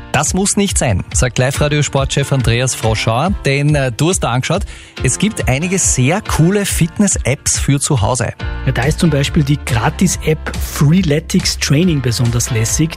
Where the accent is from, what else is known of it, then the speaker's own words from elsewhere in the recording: Upper Austria, Austria; bei uns in Oberösterreich